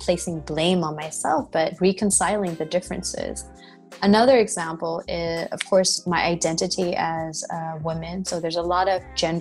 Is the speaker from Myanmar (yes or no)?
yes; Myanmar; moved away as an adult; also born or lived in United States; I am a Burmese